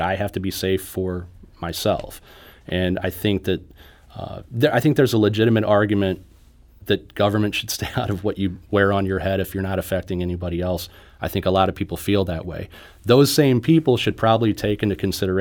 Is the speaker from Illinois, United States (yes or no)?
yes; Illinois, United States; moved away; I grew up in Illinois